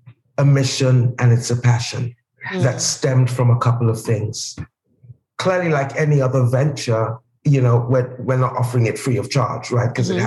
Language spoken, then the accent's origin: English; Nigeria; moved away; You know, you share with people that we're Nigerian by birth